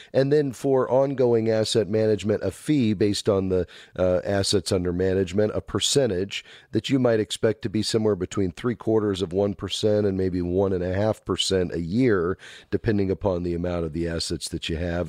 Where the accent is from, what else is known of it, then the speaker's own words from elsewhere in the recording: Fort Lauderdale, Florida, United States; my hometown, Fort Lauderdale, Florida